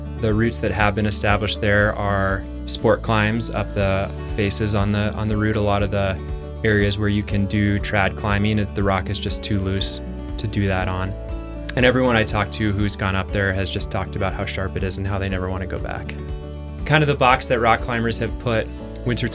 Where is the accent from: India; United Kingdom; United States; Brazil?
United States; Iowa; moved away as an adult; also born or lived in Teton Valley, Wyoming / Victor, Idaho; now in Longmont, United States; I grew up in Iowa